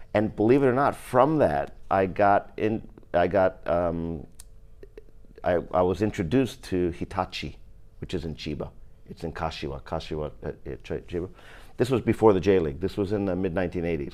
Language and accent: English; upstate New York, New York City, United States; When we moved from New York City, and I went to a school called P S eight in the Bronx, we moved upstate New York